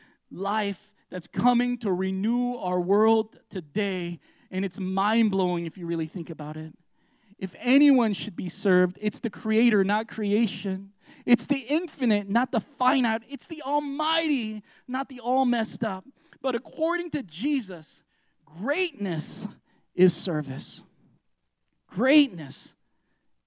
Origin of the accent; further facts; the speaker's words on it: United States; we're American Christians